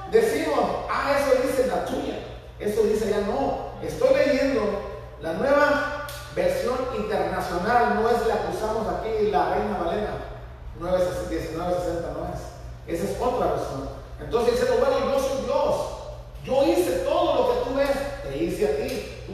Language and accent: Spanish; Guerrero, Mexico; Yo, yo nací en Guerrero, se llama Penatlán, ahí cerca de Estampas